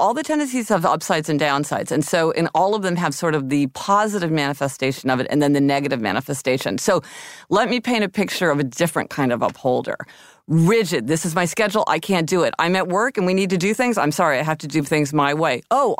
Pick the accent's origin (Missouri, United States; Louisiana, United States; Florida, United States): Missouri, United States; also born or lived in Kansas; Okay, I'm from Missouri and Kansas.